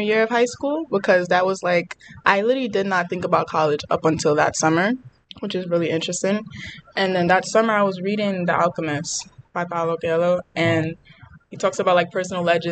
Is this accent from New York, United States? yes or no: yes; New York City, New York, United States; I was born and raised in the Bronx. I still live there.